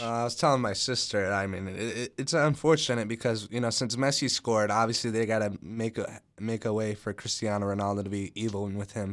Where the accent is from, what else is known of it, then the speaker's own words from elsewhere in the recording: United States; I'm American too